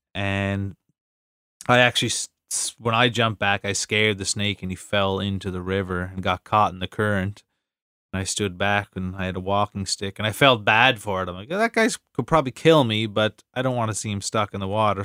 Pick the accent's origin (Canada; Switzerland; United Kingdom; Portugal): Canada; East Coast Canada; Canadians and maybe especially East Coast Canadians, 'cause we're kind of over the top